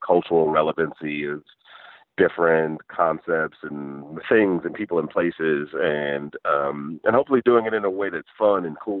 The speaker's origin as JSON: {"language": "English", "region": "Michigan", "country": "United States", "tie": "born or raised there", "said": "I grew up in Michigan and worked in engineering"}